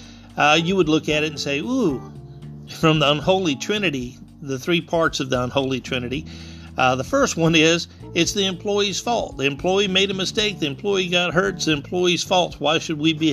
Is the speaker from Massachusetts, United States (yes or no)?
no; South Louisiana, United States; I come from South Louisiana.